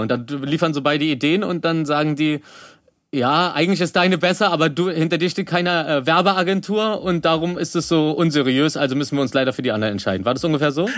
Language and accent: German; Berlin, Germany; also born or lived in Rosenthal, Berlin; ich komm eigentlich aus Reinickendorf, also äh, jetzt wohne ich am Rosenthal, aber ich komme eigentlich aus Reinickendorf